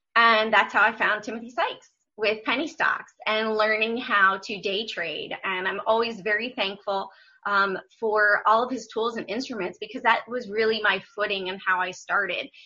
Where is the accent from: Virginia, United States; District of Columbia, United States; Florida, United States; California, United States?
District of Columbia, United States; Washington; moved away as an adult; also born or lived in Memphis / Atlanta; I grew up in Washington D.C., but I went to school in Memphis